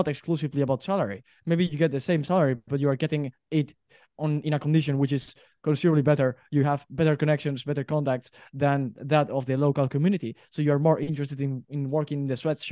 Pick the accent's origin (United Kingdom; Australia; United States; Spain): Spain; I'm from Spain